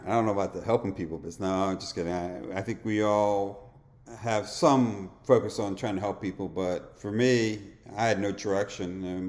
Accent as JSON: {"language": "English", "town": "Pittsburgh", "region": "Pennsylvania", "country": "United States", "tie": "born or raised there", "moved": "yes", "said": "my hometown of Pittsburgh"}